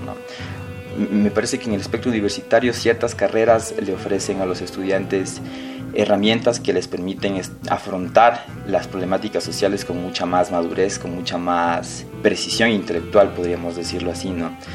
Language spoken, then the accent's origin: Spanish; Quito, Pichincha, Ecuador; soy de aquí, de Quito